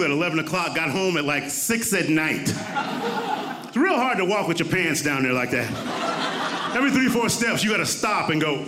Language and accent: English; Compton, California, United States; I grew up in Compton during the rise of the Bloods and the Crips.